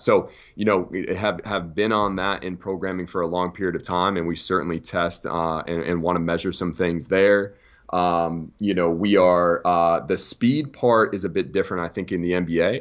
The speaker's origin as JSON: {"language": "English", "country": "United States", "said": "as American S and C coaches"}